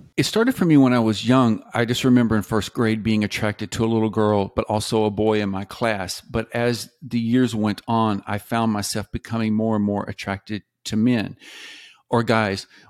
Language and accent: English; the South, United States; I grew up mostly in the South